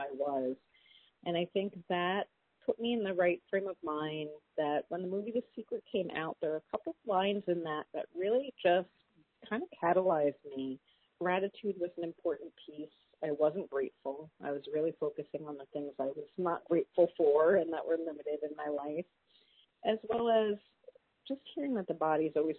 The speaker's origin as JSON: {"language": "English", "town": "New York City", "region": "New York", "country": "United States", "tie": "born or raised there", "said": "I grew up in New York City"}